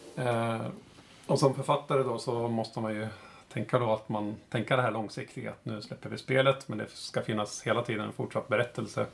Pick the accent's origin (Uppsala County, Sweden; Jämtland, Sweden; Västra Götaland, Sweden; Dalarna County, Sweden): Uppsala County, Sweden; Uppsala; moved away as an adult; now in Stockholm, Sweden; jag kommer från Uppsala, uppvuxen där eh, och bor i Stockholm just nu